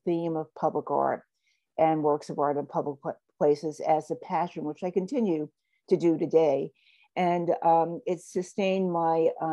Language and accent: English; New York City, New York, United States; I grew up in New York. I grew up at a wonderful street in Harlem